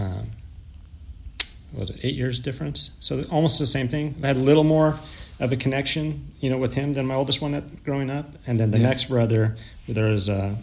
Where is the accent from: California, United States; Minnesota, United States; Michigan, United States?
California, United States; Modesto; now in Long Beach, United States; I grew up in Modesto, California